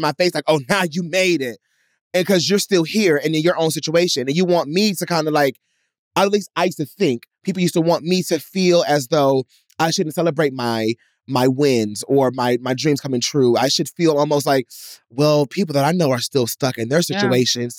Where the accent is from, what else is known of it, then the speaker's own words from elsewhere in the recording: Detroit, Michigan, United States; moved away; I used to be in Detroit